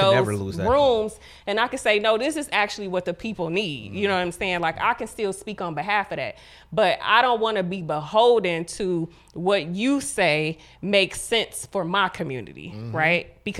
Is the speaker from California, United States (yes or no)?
no; Ohio, United States; I'm from the hood, you know what mm-hmm. I'm saying? I grew up in Huff. I graduated from Collinwood